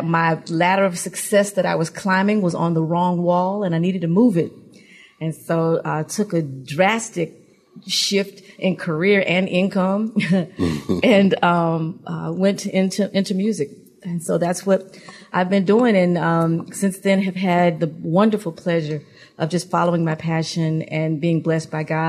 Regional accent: Atlanta, Georgia, United States; also born or lived in Alabama; I am originally from Alabama and grew up here in Atlanta

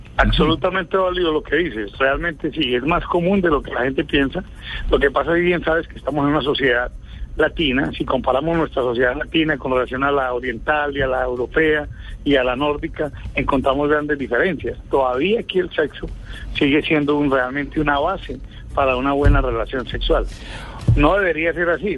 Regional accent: Medellín, Antioquia, Colombia; De aquí, de la capital de la montaña, Medellín

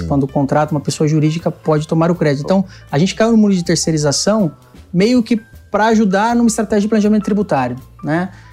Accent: Itapevi, São Paulo, Brazil; Eu sou de aqui da, da Grande São Paulo, região metropolitana Itapevi.

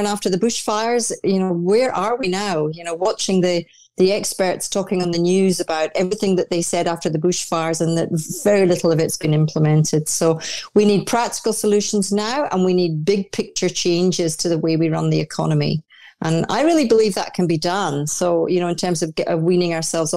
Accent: Orkney Islands, Scotland, United Kingdom; born or raised there; also born or lived in Dundee, Scotland; now in Australia

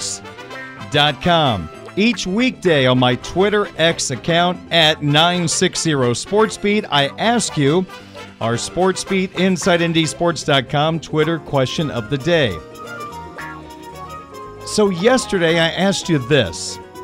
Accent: Big Ten country, Midwest, United States; I grew up in Big Ten country.

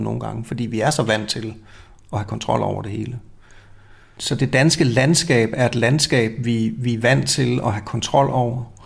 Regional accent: Denmark; går vi rundt som danskere

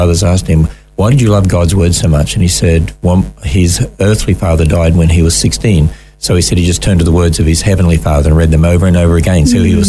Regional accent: Cairns, Queensland, Australia; born there; Actually, I was born in Cairns

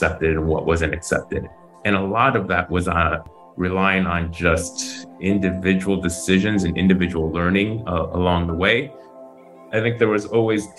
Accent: Chicago, Illinois, United States; moved away as an adult; also born or lived in San Francisco Bay Area; now in Taiwan; growing up in the northwest suburbs of Chicago

